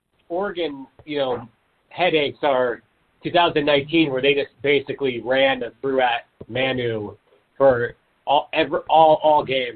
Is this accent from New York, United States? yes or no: no; Sedro-Woolley, Washington, United States; we're from Caesar Woolley